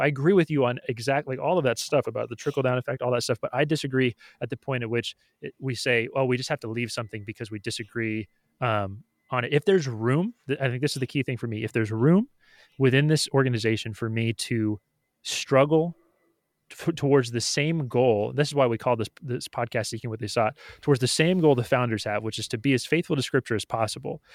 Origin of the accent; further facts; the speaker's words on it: United States; why am I an American citizen? It's like, or why do I consider s, my, myself an American?